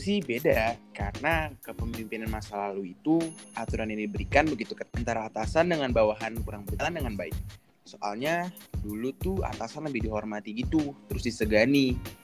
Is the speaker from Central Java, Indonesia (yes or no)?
no; Jakarta, Indonesia; aku dari Jakarta aku di SMA 21 dulu